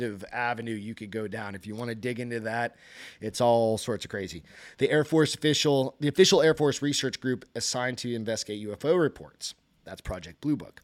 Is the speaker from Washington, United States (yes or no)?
no; Hampton, New Hampshire, United States; moved away; I grew up in Hampton, New Hampshire, which is right along the seacoast